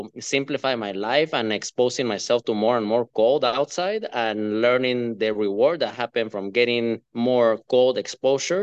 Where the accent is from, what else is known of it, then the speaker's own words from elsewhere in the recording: Guatemala; moved away as an adult; now in Minnesota, United States; I'm a guy from Guatemala, from Central America, that moved to the US, but started living in Minnesota in 2012.